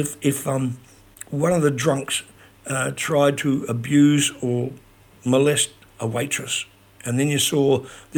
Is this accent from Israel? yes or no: no; New Plymouth, Taranaki, New Zealand; When I was growing up in my hometown